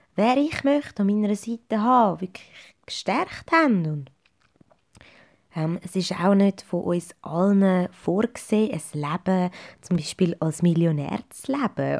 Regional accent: Zurich, Switzerland; moved away as an adult; now in Schaffhausen, Switzerland; dass ich Ende 2016 sogar meinen Heimatkanton, mein geliebtes Zürich, hinter mir gelassen habe

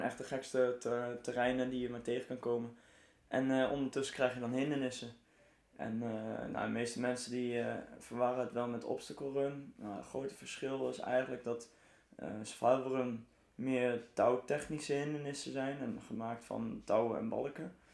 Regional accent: Arnhem, Gelderland, Netherlands; ik kom uit Arnhem

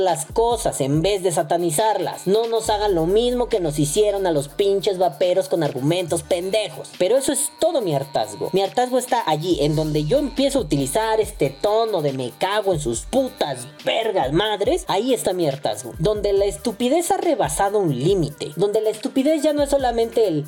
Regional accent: Mexico; nosotros como mexicanos

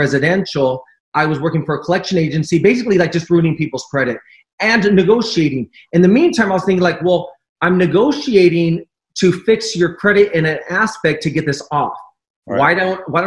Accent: Orange County, California, United States; also born or lived in Los Angeles / Palm Springs / Long Beach; I was raised in Orange County, and I've resided pretty much all over LA, Orange County.

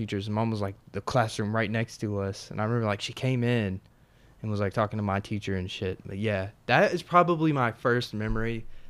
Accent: Tennessee, United States

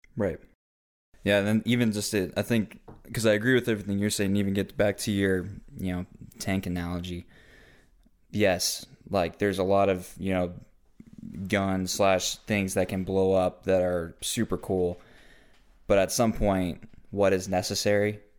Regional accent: United States; I live in America as an American citizen

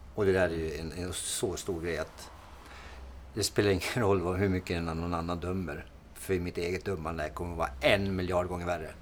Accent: Timrå, Västernorrland County, Sweden; jag har en dialekt, för att jag är från Timrå

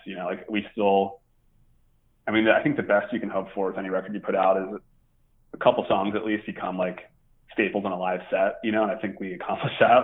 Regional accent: Baltimore, Maryland, United States; growing up in Baltimore

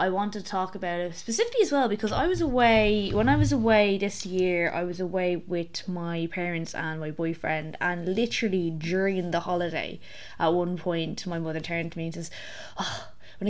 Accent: Ireland; The curse of being Irish

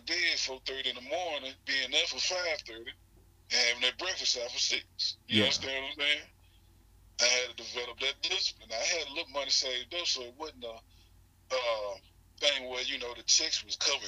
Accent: Hattiesburg, Mississippi, United States; Born and raised in Hattiesburg, Mississippi.

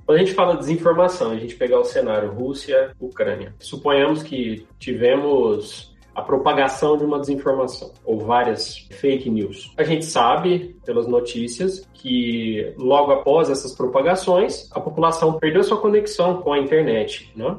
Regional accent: Franca, São Paulo, Brazil; moved away as an adult; Sou filho da cidade franca, terra do Magalu

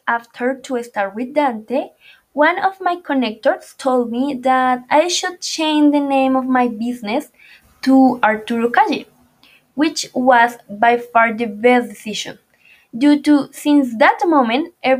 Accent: Medellín, Antioquia, Colombia; moved away as an adult; also born or lived in Bogotá; I was born in Medellin and my first years I lived in Manrique neighborhood. And then I moved to the Robledo neighborhood, where I spent a lot of years of my childhood.

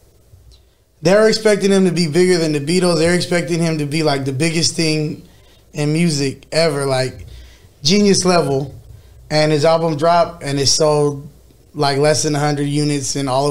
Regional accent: Fresno, California, United States; Born and raised in Fresno my whole life

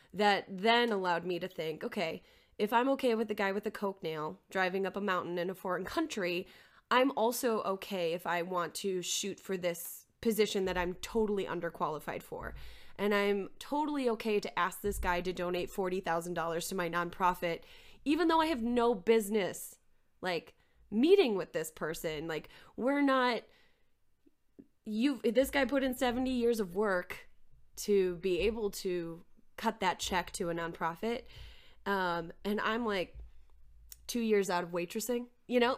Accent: Maplewood, Minnesota, United States; moved away as an adult; also born or lived in South Dakota / Albany, New York; I am originally from Maplewood, Minnesota, just outside of the Twin Cities. Um, I grew up there

